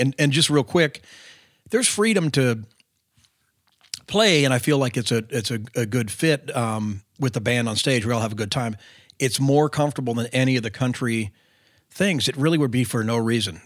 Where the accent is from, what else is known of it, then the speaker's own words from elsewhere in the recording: California, United States; moved away as an adult; also born or lived in Nashville; growing up in California